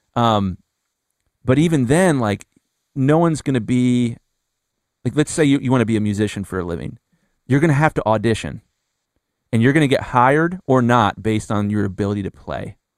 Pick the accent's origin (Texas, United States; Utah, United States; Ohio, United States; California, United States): Ohio, United States; Columbus; I'm from Columbus, Ohio, and when I graduated high school